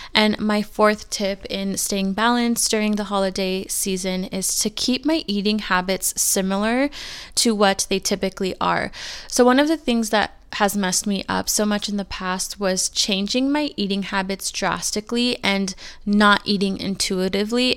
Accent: California, United States; moved away as an adult; now in Arizona, United States; I'm born and raised in California, and I just moved to Arizona about a year ago

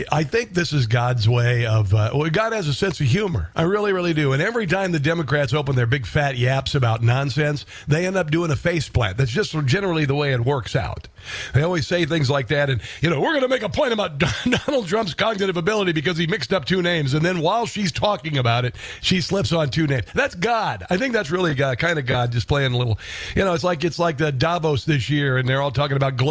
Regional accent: Omaha, Nebraska, United States; I'm from Omaha

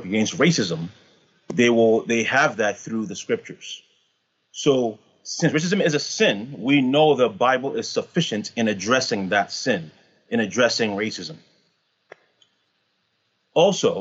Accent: Canada; I'm Canadian

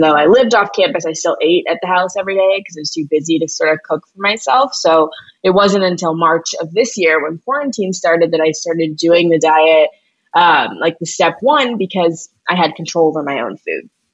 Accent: St. Louis, Missouri, United States; I'm from St. Louis

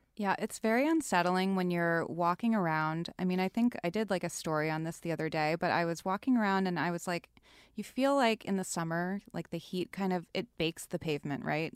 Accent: East Coast, United States; now in Los Angeles, United States; I'm originally from the East Coast

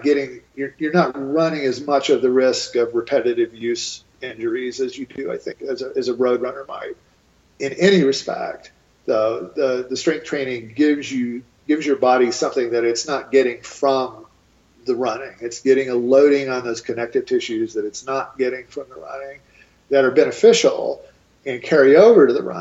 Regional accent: East Coast, United States; now in Boulder, United States; I'm from the East Coast originally

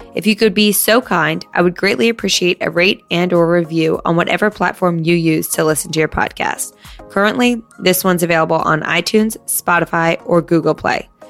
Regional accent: Princeton, New Jersey, United States; we came from Princeton, New Jersey, so, like, a very nice town

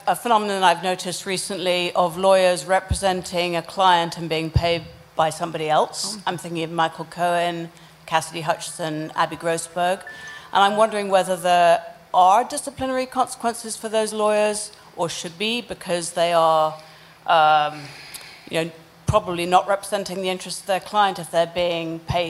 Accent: England, United Kingdom; now in Brooklyn, United States; I'm from England, but I live in Park Slope, Brooklyn.

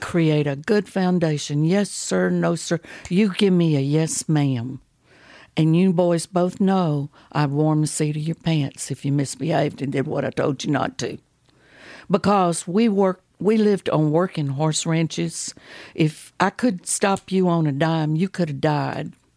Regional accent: Baytown, Texas, United States; I was raised over in Baytown, Texas

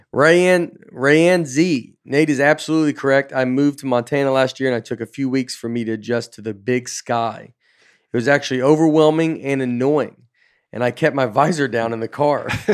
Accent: Canada; everybody I have ever known in my life says kitty corner, maybe because we're Canadian.

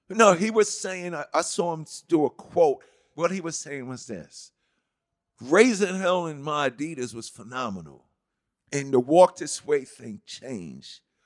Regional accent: New York City, New York, United States; growing up in Hollis

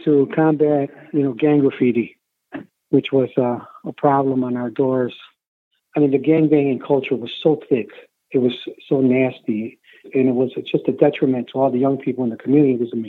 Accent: Chicago, Illinois, United States; also born or lived in Mexico; I was born in Chicago in 1960, and then we immigrated back to Mexico for about 3 or 4 years, me and my mom and my younger brothers. And then we came back in about 1964.

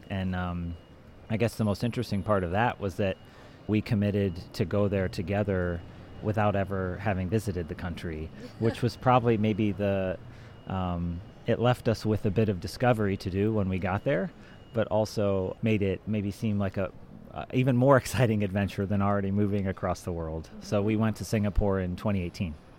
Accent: Ohio, United States; moved away as an adult; now in Switzerland; I grew up in Ohio

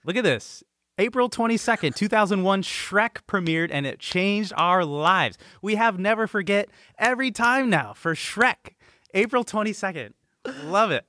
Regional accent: the Bay Area, California, United States; I'm from the Bay

